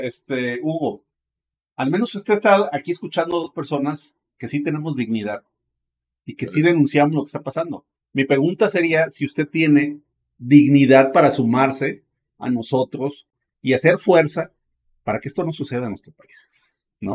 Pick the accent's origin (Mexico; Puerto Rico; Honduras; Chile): Mexico